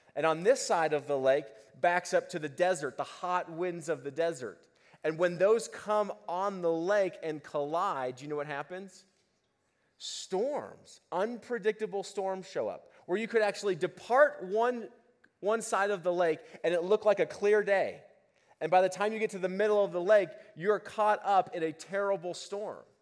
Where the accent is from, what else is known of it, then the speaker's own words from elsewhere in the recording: Boulder, Colorado, United States; I grew up in Boulder